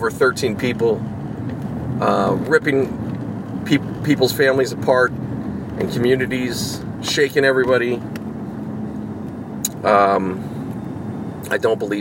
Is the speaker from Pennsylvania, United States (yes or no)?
yes; Pittsburgh, Pennsylvania, United States; moved away; back in Pittsburgh, in my hometown, in Squirrel Hill